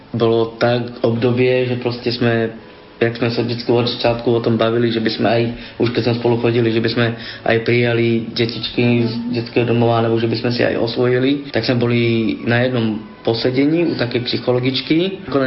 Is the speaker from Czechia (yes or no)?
yes; Teplice, Ústí nad Labem Region, Czechia; moved away; also born or lived in Trenčín, Slovakia; Teplice, odkiaľ pochádzam Čechách, tak je úplne ateistické mesto.